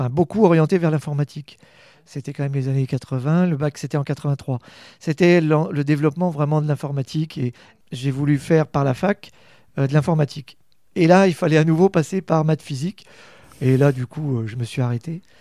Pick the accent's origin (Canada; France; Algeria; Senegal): France; Rennes, Brittany; moved away as an adult; also born or lived in Brest / Bordeaux; now in Châteauroux, France; Je suis, je suis de Rennes, en fait, euh, né à Rennes en 1965